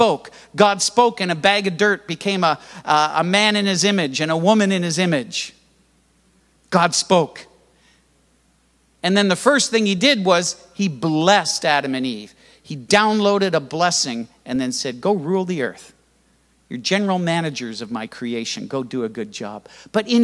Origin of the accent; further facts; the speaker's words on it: Canada; I was born in Canada and raised in Canada in church where you had to be quiet